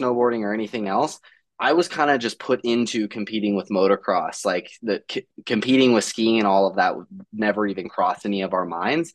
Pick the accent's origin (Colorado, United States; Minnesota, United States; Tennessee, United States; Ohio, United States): Colorado, United States; Littleton; I'm from Littleton, Colorado